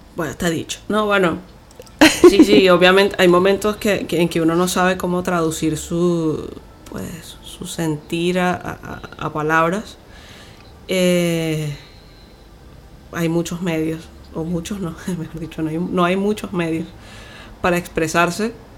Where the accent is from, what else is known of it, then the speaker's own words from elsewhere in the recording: Venezuela; somos de Venezuela